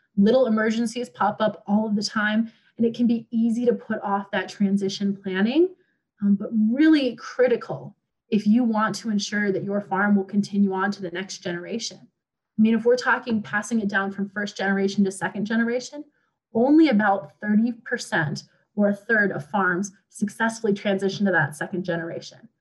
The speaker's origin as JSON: {"language": "English", "region": "Montana", "country": "United States", "tie": "born or raised there", "moved": "yes", "said": "I am originally from Montana and I grew up around Black Angus"}